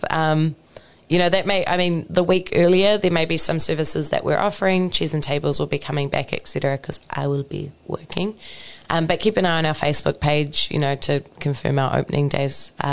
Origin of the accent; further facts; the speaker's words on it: Maeroa, Waikato, New Zealand; I grew up in Maeroa, so very, very close to Norton